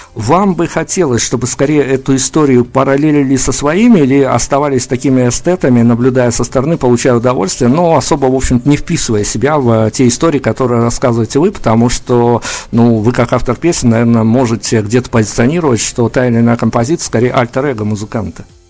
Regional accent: Belarus

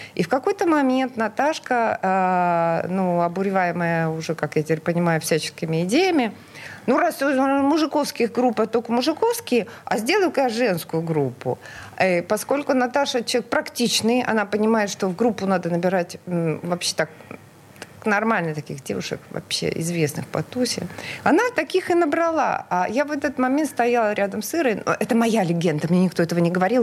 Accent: Murmansk, Murmansk Oblast, Russia; now in Saint Petersburg, Russia; я родилась в прекрасном северном а, городе Мурманск

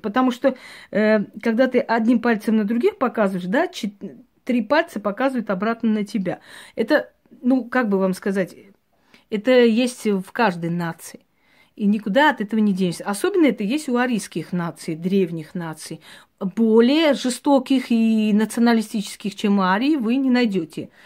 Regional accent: Georgia; я родилась в Грузии

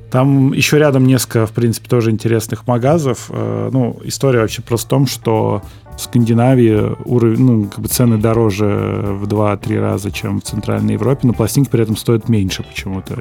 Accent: Moscow Oblast, Russia; moved away as an adult; now in Moscow, Russia; я из Подмосковья, я живу в квартире в Москве съемной, да, а, вот, иногда езжу домой к маме в гости

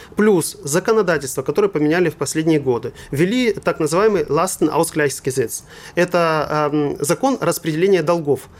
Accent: Russia; moved away; also born or lived in Germany; я русский немец

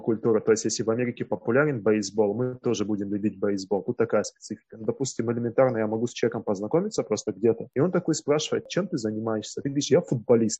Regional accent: Russia; moved away as an adult; also born or lived in Mongolia; now in Taiwan; я из России

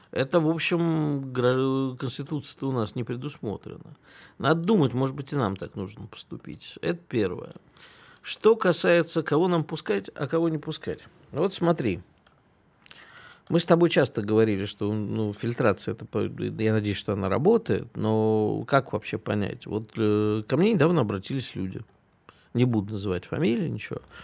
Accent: Kyiv, Ukraine; moved away; я детство провел в Киеве и никогда там практически не слышал украинской речи

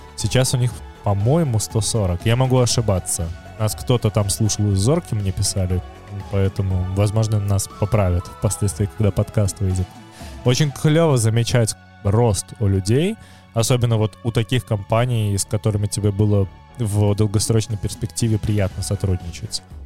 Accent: Minsk, Belarus; moved away as an adult; я все равно вернулся в Минск с большой радостью, как в дом

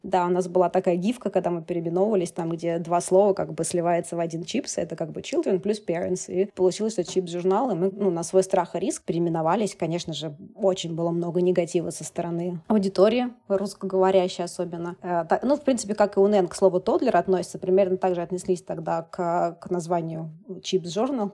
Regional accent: Moscow, Russia; moved away as an adult; also born or lived in Canada; я еще из Москвы, конечно, приехала

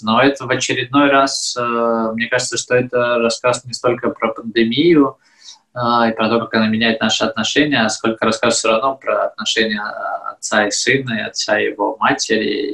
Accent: Belarus; moved away; я вроде как из Беларуси

